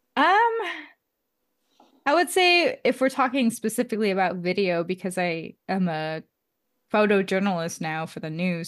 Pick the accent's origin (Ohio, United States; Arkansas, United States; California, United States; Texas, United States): California, United States; Oakland; moved away as an adult; also born or lived in San Francisco; now in Seattle, United States; I was born in Oakland, and I say I'm from Oakland just because I went to school in Oakland for a portion of my life